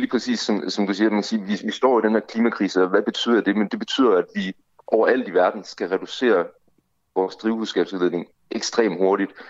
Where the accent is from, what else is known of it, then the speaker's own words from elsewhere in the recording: Denmark; så er vores klimaaftryk som danskere, det er meget, meget, meget, meget højt